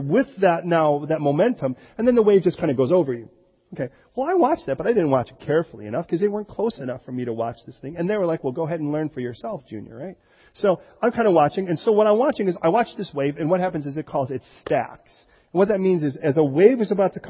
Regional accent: Chicago, Illinois, United States; moved away; also born or lived in California; I was born in Chicago. Our physical education was gang fights.

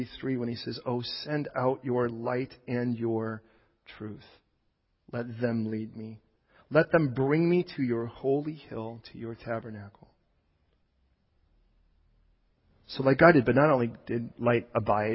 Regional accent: Chicago, Illinois, United States; I was born, I don't know if you know, I was born in Chicago.

